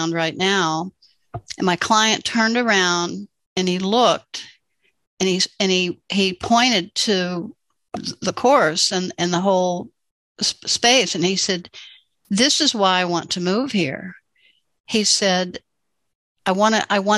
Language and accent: English; Northwest Arkansas, United States; moved away as an adult; also born or lived in New England; now in Hot Springs Village, United States; I grew up in Northwest Arkansas.